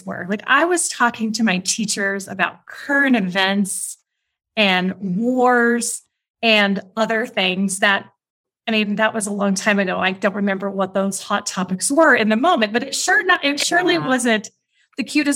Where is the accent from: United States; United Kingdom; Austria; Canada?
United States; Kansas; moved away as an adult; also born or lived in Europe / Africa / Asia; now in Oaxaca, Mexico; I am American, originally from Kansas, but I call Oaxaca, Mexico, home.